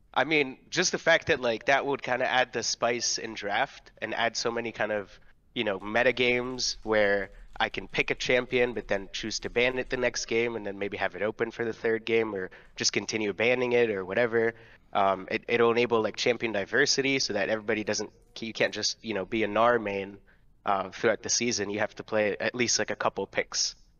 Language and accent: English; Ontario, Canada; I'm from Ontario as well